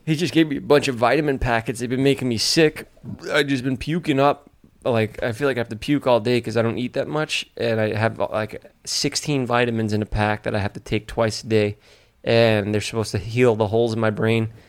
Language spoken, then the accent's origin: English; New York City, New York, United States; He's from my hometown